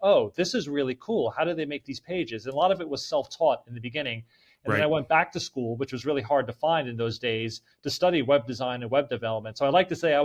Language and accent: English; Middletown, New Jersey, United States; moved away as an adult; also born or lived in Holmdel, New Jersey; now in Atlanta, United States; I had my typical suburban life growing up in New Jersey playing sports